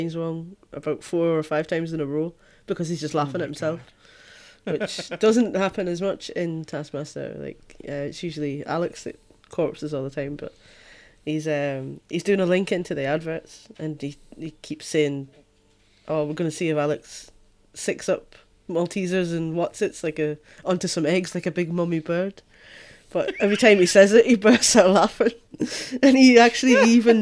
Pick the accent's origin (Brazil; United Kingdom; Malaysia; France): United Kingdom; Scotland; I'm Scottish